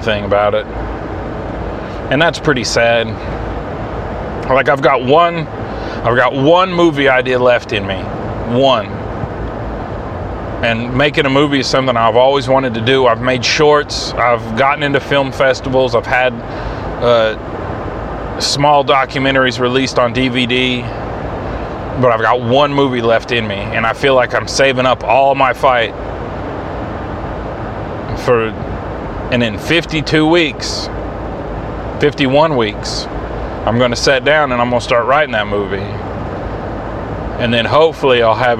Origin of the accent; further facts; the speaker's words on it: Mohawk, United States; moved away; I'm not from here. I'm from Mohawk.